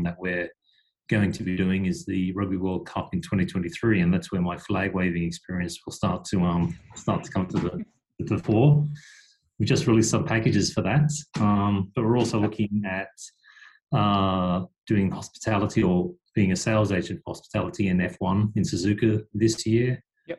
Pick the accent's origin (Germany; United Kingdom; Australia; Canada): Australia; moved away as an adult; now in Japan; I'm an Aussie as well here in Japan